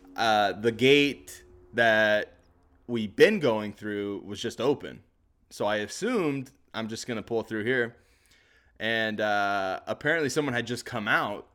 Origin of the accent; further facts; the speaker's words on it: the South, United States; I'm from the South